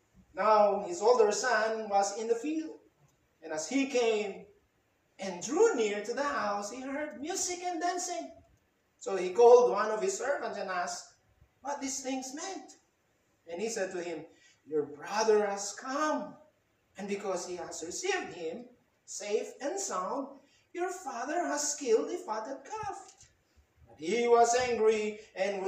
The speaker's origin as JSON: {"language": "English", "country": "Philippines", "said": "As a Filipino, I love our culture, Filipino culture."}